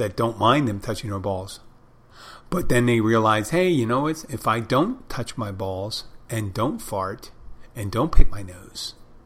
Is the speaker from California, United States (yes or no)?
no; Philadelphia, Pennsylvania, United States; now in Miami, United States; I'm originally from Philadelphia